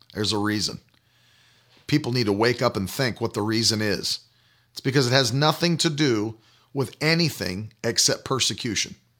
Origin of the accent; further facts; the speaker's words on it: West Virginia, United States; When I was a kid, I grew up in West Virginia